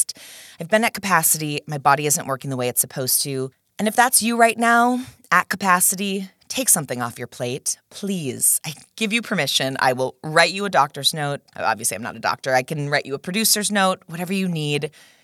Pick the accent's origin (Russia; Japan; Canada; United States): United States; Minnesota; I'm actually in Austin, Texas right now, very different than my home state of Minnesota